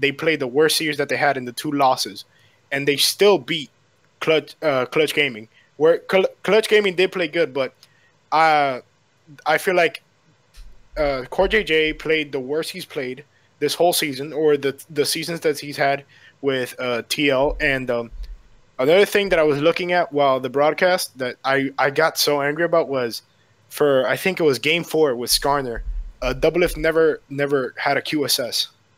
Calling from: Miami, Florida, United States; I'm calling from Miami, Florida.

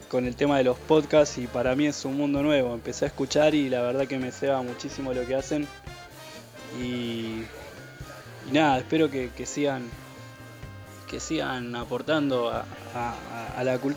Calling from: Moreno, Buenos Aires Province, Argentina

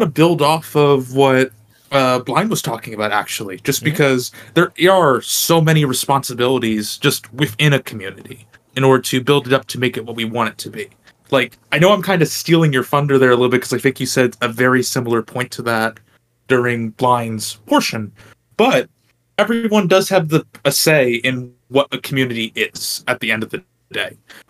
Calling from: New Jersey, United States; I'm also New Jersey, if that didn't give it away for folks who don't know.

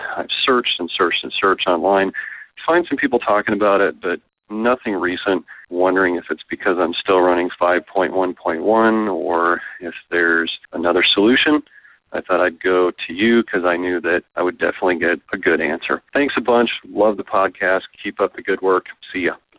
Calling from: Colorado, United States; I'm calling from Colorado

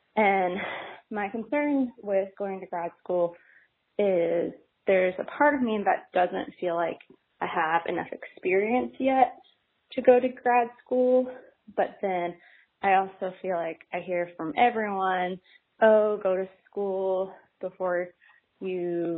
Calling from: Dallas, Texas, United States; I am from Dallas, Texas.

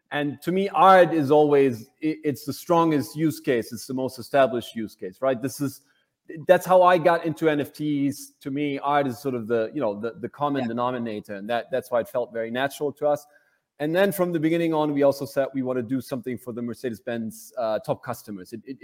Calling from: Berlin, Germany; Berlin, as most of the time.

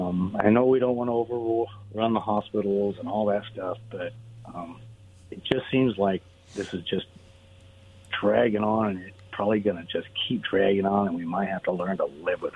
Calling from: Richland, Washington, United States; Hey, guys, it's … from Richland.

